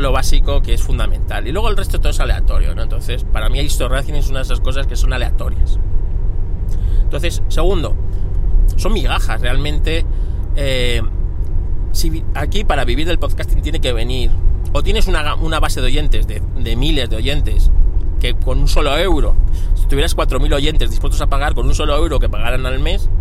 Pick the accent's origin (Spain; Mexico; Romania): Spain; somos españoles